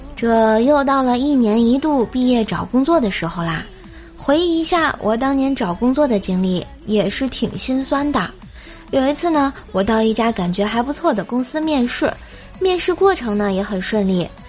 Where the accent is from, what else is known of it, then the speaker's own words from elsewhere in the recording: Tianjin, China; 大家都知道啊，说是天津人嘛